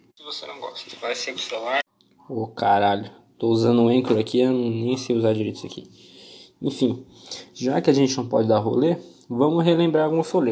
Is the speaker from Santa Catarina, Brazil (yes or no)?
yes; Joinville, Santa Catarina, Brazil; eu sou aqui de Santa Catarina.